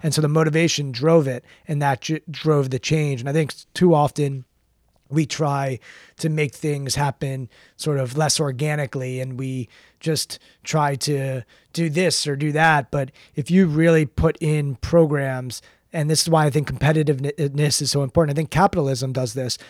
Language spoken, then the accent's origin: English; Maryland, United States; I grew up in Maryland, twenty-five, twenty minutes from, from College Park